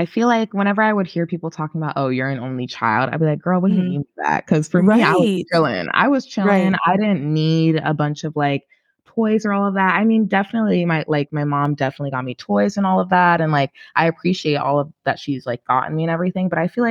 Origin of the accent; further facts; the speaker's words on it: New York City, New York, United States; I grew up in Brooklyn, Flatbush.